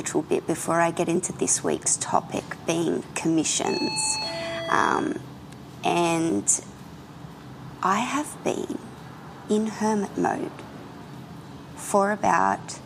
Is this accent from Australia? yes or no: yes; Australia; I'm an Australian contemporary painter